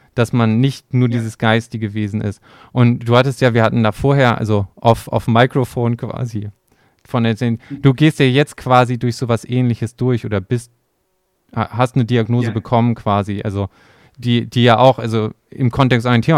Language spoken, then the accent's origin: German; Germany; bei uns in Deutschland